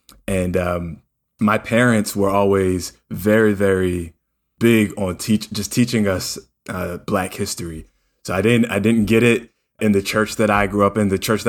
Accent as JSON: {"language": "English", "region": "New Jersey", "country": "United States", "tie": "born or raised there", "said": "I grew up in South Jersey and in a place that was pretty diverse."}